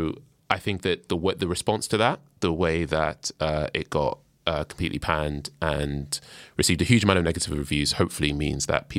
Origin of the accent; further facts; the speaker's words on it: Nigeria; I'm Nigerian, and Nigeria is, as a country, is 60 years old. Like my parents are older than Nigeria